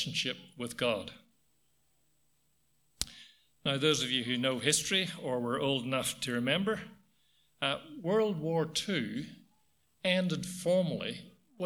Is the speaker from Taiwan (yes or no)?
no; Ireland; now in Australia; I come from Ireland